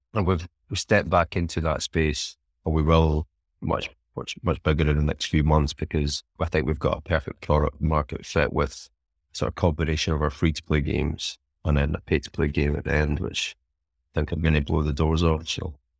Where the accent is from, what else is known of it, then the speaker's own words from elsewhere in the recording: Scotland, United Kingdom; being Scottish and who, who I am